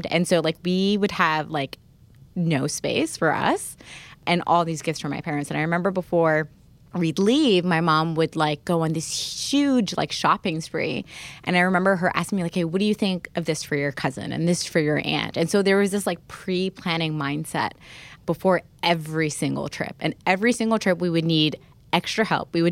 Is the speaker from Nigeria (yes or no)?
no; Alexandria, Alexandria Governorate, Egypt; moved away; I think um it really hurt the most when I moved away from Egypt. I remember we had like a super early flight out of Cairo, so we had to leave Alexandria.